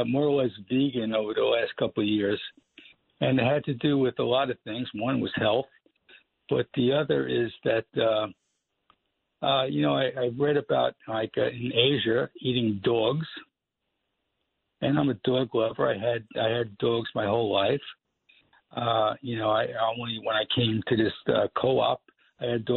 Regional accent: New York City, New York, United States; also born or lived in Oakland Gardens, Queens; I live in Oakland Gardens, but I grew up in Cypress Hills

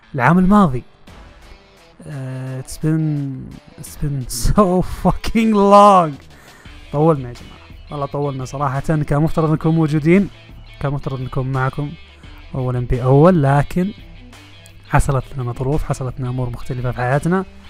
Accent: Saudi Arabia; احنا كمشجعين سعوديين وعرب وخليجيين متواجدين في المنطقه

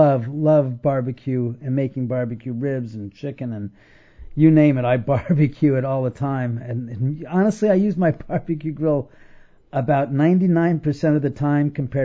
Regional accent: Los Angeles, California, United States; I was born and raised in Los Angeles. I've lived in the area, so to speak, in the hills of the West Side for most of my life. For the past 13 years, I've been living in a house that my father and I built.

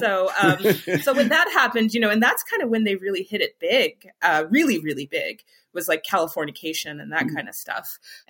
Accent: Michigan, United States; But there is something about the …, particularly where I grew up in Michigan, where I did not have, you know, I really didn't have access to like some of the other things

